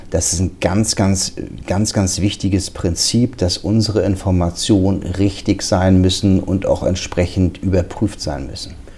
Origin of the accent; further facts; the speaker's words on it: Schleswig-Holstein, Germany; accent: Hamburger Schleswig-Holsteiner Dialekt; moved away as an adult; now in Wiesbaden, Germany; als Holsteiner bin ich natürlich hier Migrant